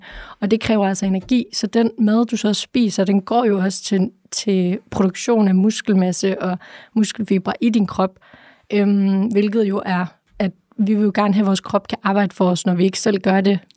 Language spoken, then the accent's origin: Danish; Aalborg, North Denmark Region, Denmark; jeg er fra Aalborg